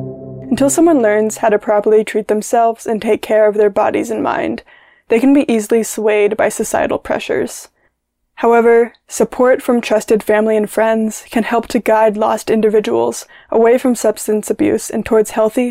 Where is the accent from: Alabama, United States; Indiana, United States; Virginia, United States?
Alabama, United States; Birmingham; I'm from Birmingham, Alabama